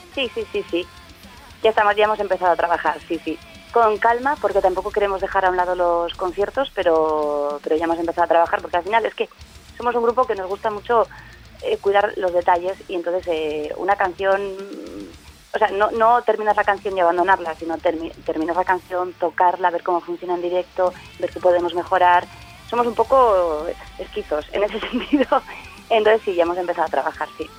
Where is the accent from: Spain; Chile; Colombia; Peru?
Spain; Tafalla, Navarre; yo soy de Tafalla